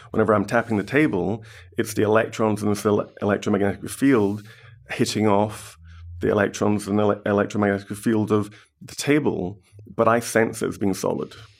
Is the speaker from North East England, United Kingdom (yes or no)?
no; Glasgow, Scotland, United Kingdom; I was born and bred in Glasgow.